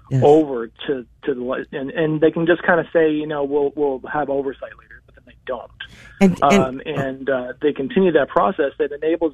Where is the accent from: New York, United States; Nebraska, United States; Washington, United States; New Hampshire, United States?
New Hampshire, United States; the size of my high school when I grew up in New Hampshire